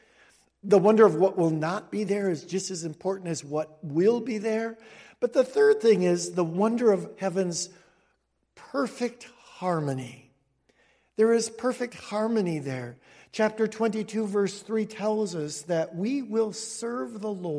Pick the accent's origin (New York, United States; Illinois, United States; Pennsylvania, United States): Illinois, United States; Cicero; also born or lived in Denver, Colorado; when I grew up in Cicero